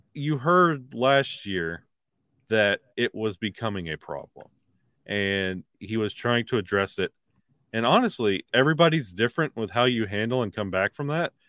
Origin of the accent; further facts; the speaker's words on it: the South, United States; I'm from the South